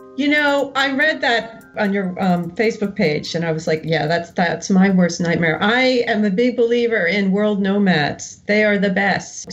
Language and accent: English; Westfield, New Jersey, United States; moved away as an adult; also born or lived in New York City / Hoboken, New Jersey / Greece / upstate New York; I grew up in Westfield, New Jersey, little suburb about 45 minutes from New York